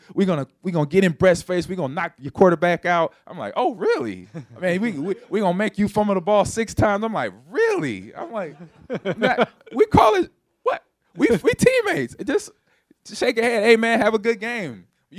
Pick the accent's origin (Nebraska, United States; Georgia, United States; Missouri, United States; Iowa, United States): Nebraska, United States; also born or lived in Los Angeles; I grew up in Nebraska. I grew up in Los Angeles, California, so I understand rivalries.